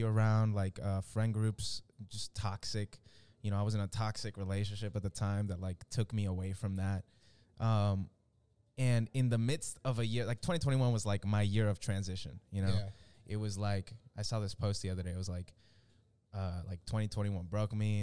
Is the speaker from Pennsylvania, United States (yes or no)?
no; Dallas, Texas, United States; also born or lived in Venezuela / Miami, Florida; I'm from Venezuela. We moved as a family to Miami when I was like 6. And then we ended up in Dallas at some point. I was like in the 5th grade